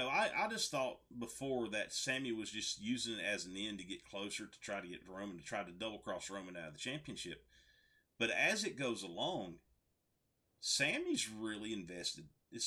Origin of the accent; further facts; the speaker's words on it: United States; Being from America